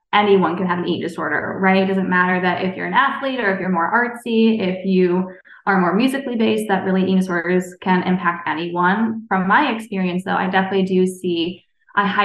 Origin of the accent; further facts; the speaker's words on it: New York, United States; moved away as an adult; now in Minnesota, United States; I'm from New York, so born and raised New Yorker, but live in Minnesota now for many years